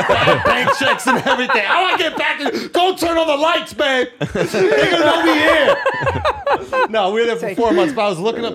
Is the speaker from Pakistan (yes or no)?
yes; Karachi, Sindh, Pakistan; You can't cook Pakistani dog. I'm from Karachi.